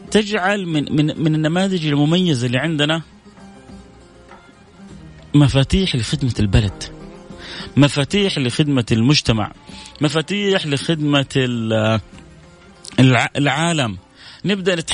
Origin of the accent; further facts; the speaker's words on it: Saudi Arabia; والله والله انا متاكد مش انا بس نفس كثير زيي يعني مننا كسعوديين خاصة